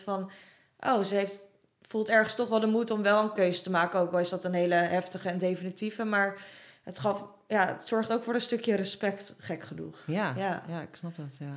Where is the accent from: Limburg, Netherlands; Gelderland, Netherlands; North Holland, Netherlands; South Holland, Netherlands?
South Holland, Netherlands; Roelofarendsveen; toen we in Rollevarensveen woonden